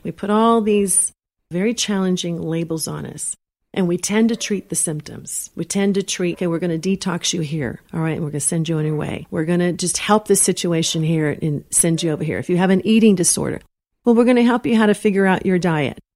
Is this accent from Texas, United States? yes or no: yes; Texas, United States; moved away; also born or lived in Los Angeles; I'm from Texas